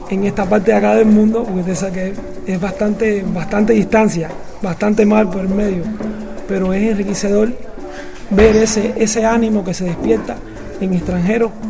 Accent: Villa Clara, Cuba; moved away as an adult; now in China; de la provincia de Villa Clara.

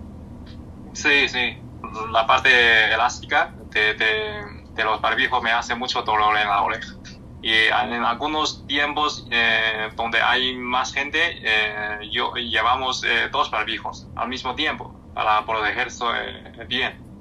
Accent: China; Spanish is a second language; moved away; en mi pueblo natal

